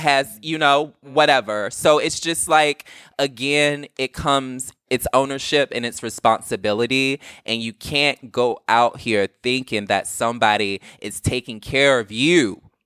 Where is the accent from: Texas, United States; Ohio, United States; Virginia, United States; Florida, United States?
Virginia, United States; I'm from Virginia